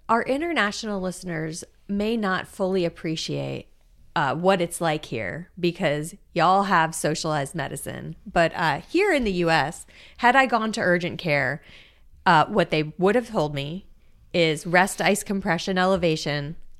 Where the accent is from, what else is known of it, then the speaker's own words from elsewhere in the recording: South Florida, United States; I grew up in South Florida.